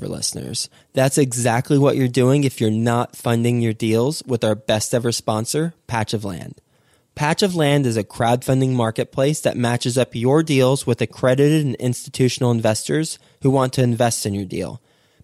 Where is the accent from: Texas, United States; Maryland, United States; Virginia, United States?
Texas, United States; Fort Worth; also born or lived in Houston, Texas; Houston, Texas, my home state. Not home city, but my home state. Actually, I actually lived in Houston for a couple years when I was 1 and 2 years old, and then we moved to Fort Worth.